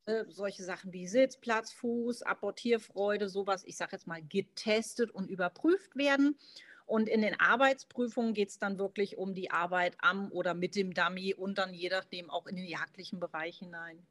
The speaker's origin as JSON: {"language": "German", "town": "Marburg", "region": "Hesse", "country": "Germany", "said": "Ich komme aus Mittelhessen, aus Marburg, lebe derzeit mit meiner fünf Monate alten Golden Hündin Wave"}